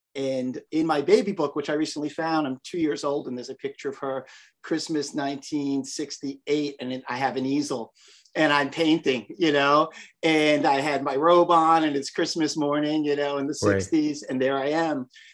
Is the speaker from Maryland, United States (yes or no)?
no; New York City, New York, United States; moved away as an adult; also born or lived in Westchester, New York; now in Monterey, United States; I live in Monterey, California. But if you can tell from the way I say that, you can tell I am from New York, where I'm born and raised. I'm a Queens boy. And I grew up in Flushing, Queens. I was born in Flushing Hospital.